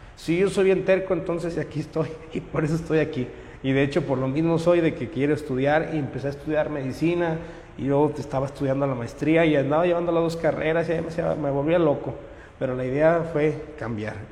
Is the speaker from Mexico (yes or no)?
yes; Monterrey, Nuevo León, Mexico; yo soy regimentano, total 100%, vivo en la, colonia Loma Linda